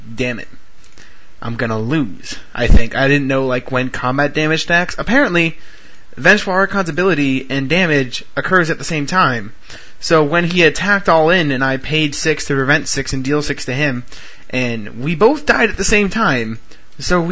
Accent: Florida, United States; We're from Florida

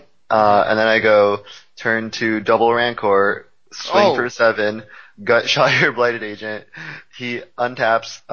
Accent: Boston, Massachusetts, United States; now in Richmond, United States; I am from Boston originally, but now I live in Richmond

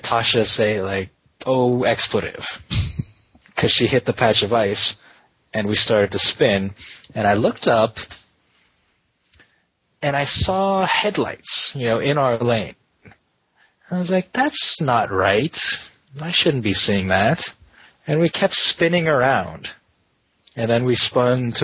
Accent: California, United States; I'm from California

